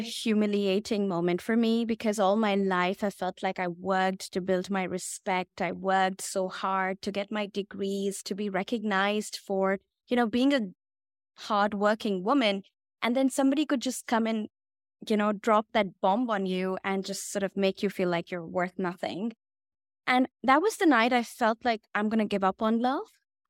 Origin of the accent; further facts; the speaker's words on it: India; So I come from India, and my parents were shocked when I dropped the bomb on them that I am going to be a love coach.